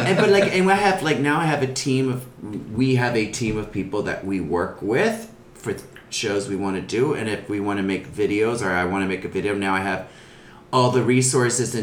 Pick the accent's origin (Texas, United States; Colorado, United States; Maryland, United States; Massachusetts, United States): Maryland, United States; suburbs of Baltimore; also born or lived in New York; now in Los Angeles, United States; I grew up in Maryland, out in the suburbs